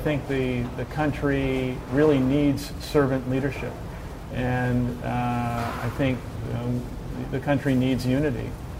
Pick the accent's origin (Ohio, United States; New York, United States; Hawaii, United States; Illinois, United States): New York, United States; New York City; Well, I grew up in Canarsie and the Baby Projects.